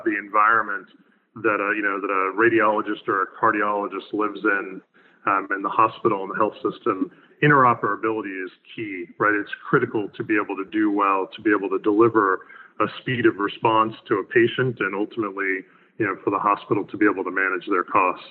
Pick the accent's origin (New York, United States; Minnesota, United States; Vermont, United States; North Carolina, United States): North Carolina, United States; Raleigh; my hometown of Raleigh, North Carolina